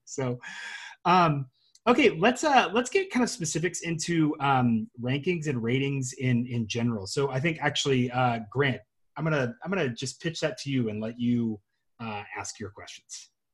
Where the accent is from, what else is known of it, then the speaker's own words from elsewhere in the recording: Memphis, Tennessee, United States; I'm from Memphis